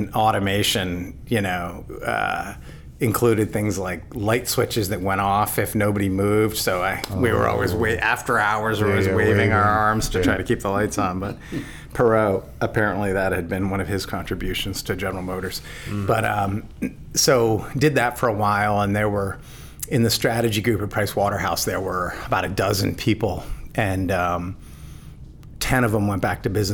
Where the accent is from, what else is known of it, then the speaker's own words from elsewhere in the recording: Connecticut Berkshires, United States; now in Boston, United States; Born and raised in the Connecticut Berkshires, but I've been in the Boston area since 91